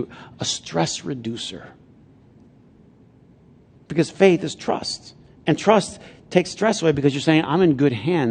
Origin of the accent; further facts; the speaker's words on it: Flint, Michigan, United States; I'm from Flint